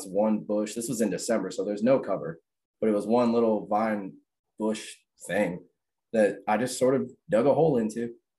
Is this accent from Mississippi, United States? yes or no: no; Lawrenceville, Georgia, United States; I grew up in Lawrenceville. So that's 30 minutes from Alpharetta, you know, that whole North Fulton area.